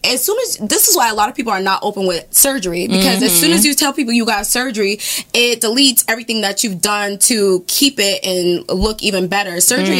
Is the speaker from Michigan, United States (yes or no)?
no; Boston, Massachusetts, United States; moved away as an adult; now in Atlanta, United States; I grew up in Boston, and I live in Atlanta. I've been here for about 4 years.